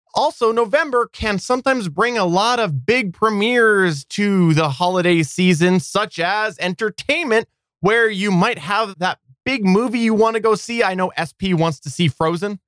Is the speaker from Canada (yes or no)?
yes; Canada; I'm Canadian